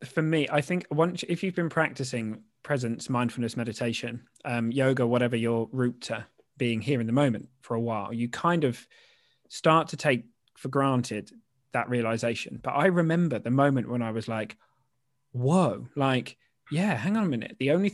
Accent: Norfolk, East of England, United Kingdom; I grew up in Norfolk, just down the road, so I know Yarmouth.

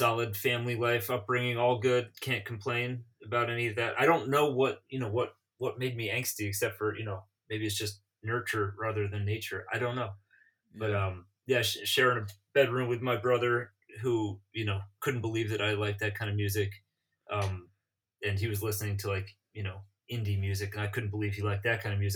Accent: New York, United States; as a New Yorker

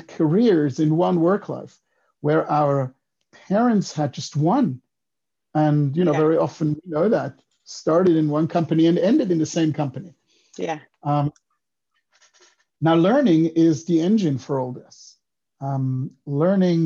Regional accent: Switzerland; English is a second language; moved away as an adult; also born or lived in Israel / United States; I grew up in Switzerland, so 18 years, the first 18 years of my life, I was there, but then I moved to Israel.

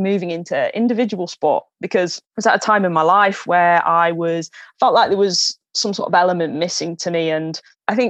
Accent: Newark, East Midlands, United Kingdom; I first picked up a hockey stick down at my local club back in my hometown of Newark

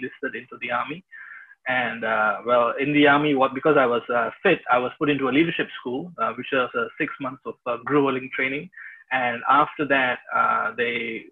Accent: India; moved away; I'm from India, originally

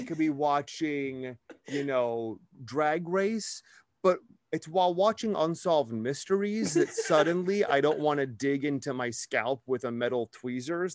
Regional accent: Wisconsin, United States; growing up in Wisconsin, we had something like this

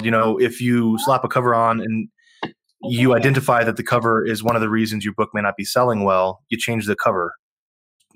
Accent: Texas, United States; I'm from Texas

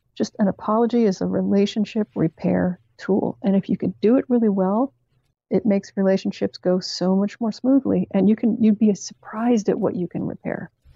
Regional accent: Canada; from Canada, where I grew up

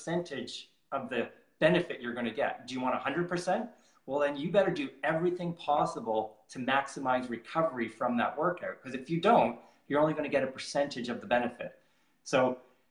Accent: Canada; I'm from Canada

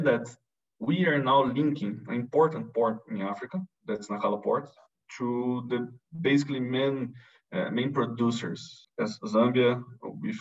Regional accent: Brazil; moved away; I'm come from from Brazil

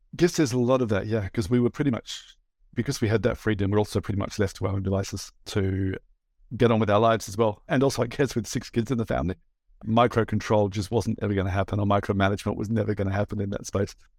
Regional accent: Australia; moved away as an adult; also born or lived in Papua New Guinea; now in Estonia; I was actually born in Papua New Guinea. My parents were Australian. We moved back to Australia when, I guess, I was about two or three

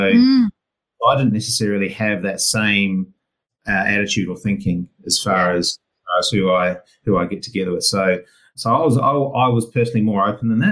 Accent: Hawera, Taranaki, New Zealand; moved away as an adult; now in Melbourne, Australia; after doing school and uni and everything over there in New Zealand, I moved to Melbourne, Australia about 20 years ago.

